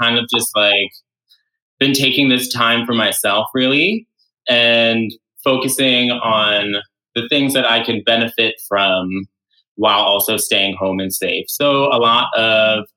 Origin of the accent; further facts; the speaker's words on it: New York City, New York, United States; So I am from New York City. So I went to high school at LaGuardia High School in Lincoln Center